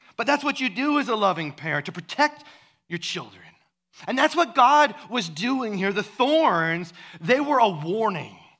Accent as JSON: {"language": "English", "region": "Iowa", "country": "United States", "tie": "born or raised there", "said": "where I grew up in Iowa"}